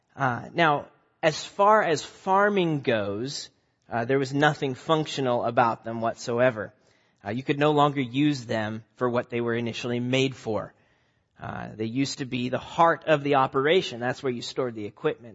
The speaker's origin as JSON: {"language": "English", "region": "Nebraska", "country": "United States", "tie": "born or raised there", "also_born_or_lived": "Omaha, Nebraska", "moved": "as an adult", "lives_now": "New England, United States", "said": "I grew up in Nebraska"}